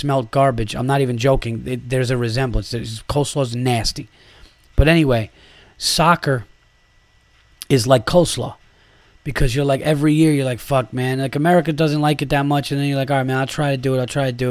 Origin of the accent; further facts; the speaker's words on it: New York, United States; I am a New Yorker